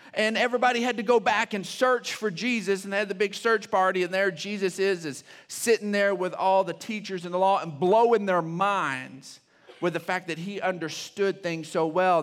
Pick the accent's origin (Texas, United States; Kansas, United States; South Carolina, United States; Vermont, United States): Texas, United States; Odessa; I grew up in Odessa